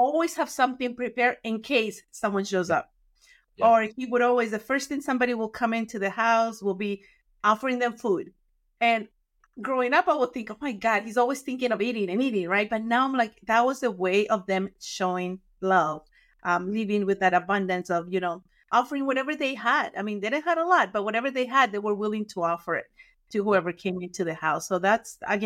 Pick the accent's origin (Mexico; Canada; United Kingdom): Mexico; now in United States; I grew up in Mexico